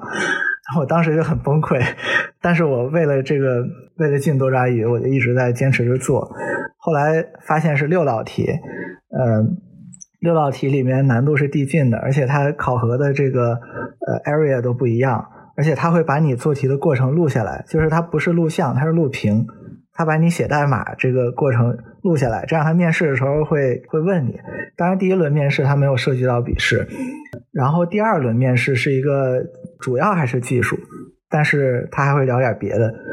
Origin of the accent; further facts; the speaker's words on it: northern China, China; moved away as an adult; also born or lived in Hong Kong / Germany; 虽然我是个北方人，但我成年之后不久就去在香港生活了五年